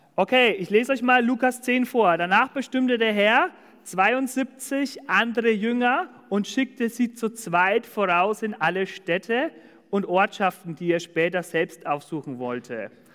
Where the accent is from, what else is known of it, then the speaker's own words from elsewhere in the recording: Dillenburg, Hesse, Germany; moved away; in Dillenburg, also das ist zwischen Siegen und Gießen, da wo ich herkomme